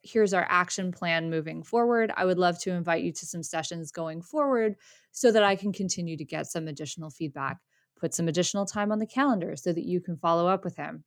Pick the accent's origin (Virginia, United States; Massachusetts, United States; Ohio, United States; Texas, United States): Massachusetts, United States; Boston; we're from Boston.